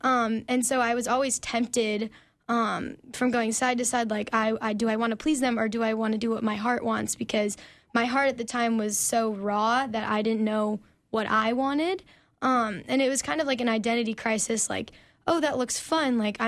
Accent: Omaha, Nebraska, United States; So I grew up in Omaha, Nebraska, actually.

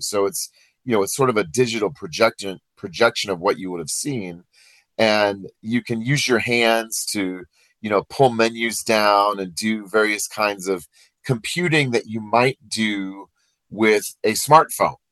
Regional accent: Iowa, United States; now in Colorado, United States; I'm from Iowa

